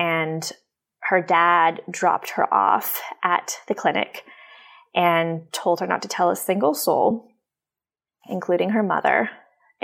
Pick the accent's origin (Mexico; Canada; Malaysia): Canada; moved away as an adult; now in United States; I'm Canadian, but I've been living in the U.S. for about 3 years.